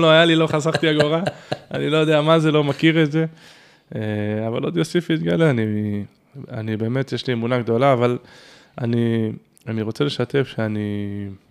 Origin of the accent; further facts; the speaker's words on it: Tel Aviv, Tel Aviv District, Israel; גדלתי ונולדתי בתל אביב